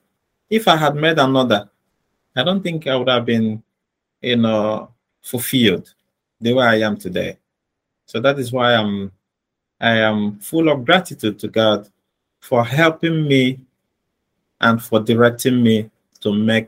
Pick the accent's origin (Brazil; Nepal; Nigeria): Nigeria; born there; Being born in Nigeria, my parents are living here in Nigeria. My siblings are here in Nigeria. The greater part of me, is found here in Nigeria.